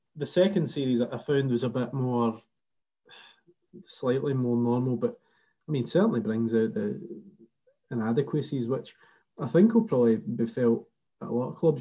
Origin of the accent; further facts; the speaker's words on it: Kilmarnock, Scotland, United Kingdom; now in Dundee, United Kingdom